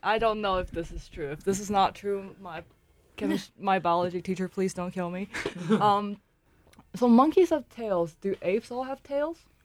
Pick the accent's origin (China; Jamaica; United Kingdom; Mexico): China; moved away; also born or lived in Shanghai; I'm originally from China. Uh, my hometown is a little away from Shanghai, but I got, went to school in Shanghai.